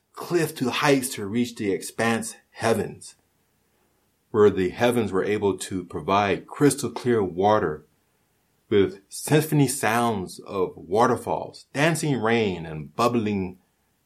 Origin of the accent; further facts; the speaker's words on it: Hawaii, United States; now in California, United States; even though I'm not Hawaiian by blood, I am Hawaiian by heart. Hawaii is me and part of me